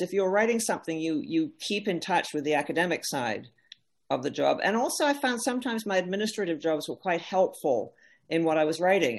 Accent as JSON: {"language": "English", "country": "Canada", "said": "as a Canadian"}